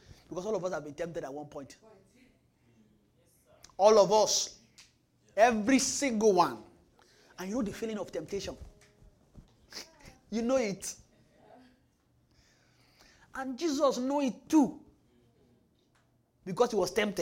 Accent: Nigeria; now in Winnipeg, Canada; we're from Nigeria

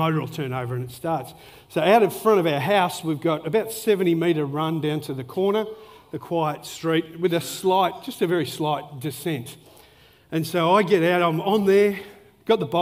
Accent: Melbourne, Victoria, Australia; moved away; I grew up in Melbourne

